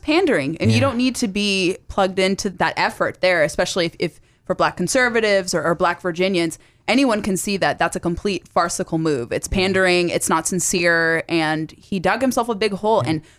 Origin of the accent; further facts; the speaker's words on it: California, United States; Like, when I grew up in Southern California, we had to, like, get approval for stuff.